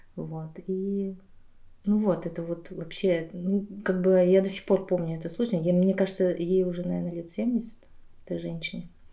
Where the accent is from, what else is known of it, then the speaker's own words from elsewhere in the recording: Aktobe, Aktobe Region, Kazakhstan; moved away; also born or lived in Buryatia; я просто училась в Казахстане